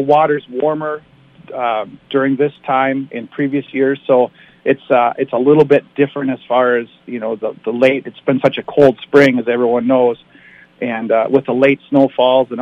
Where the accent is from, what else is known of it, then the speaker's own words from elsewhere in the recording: Rainy Lake, Minnesota, United States; Born and raised on Rainy Lake.